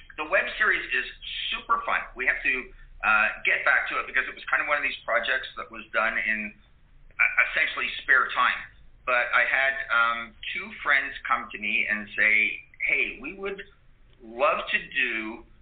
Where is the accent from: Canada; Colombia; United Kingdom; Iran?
Canada; now in California, United States